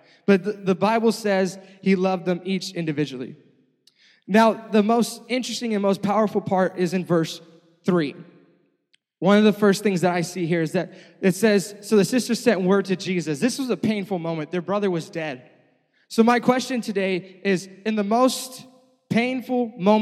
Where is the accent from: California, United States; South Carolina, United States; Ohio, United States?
California, United States; Stockton; also born or lived in Costa Mesa, California; I'm from Stockton, California